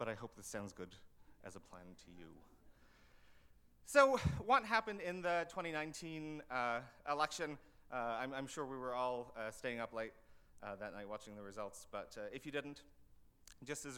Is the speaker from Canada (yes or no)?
yes; Canada; as a Canadian